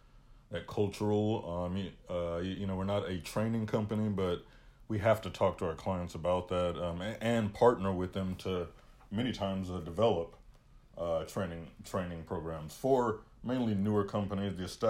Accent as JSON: {"language": "English", "country": "United States", "said": "I hate to say it because I am American"}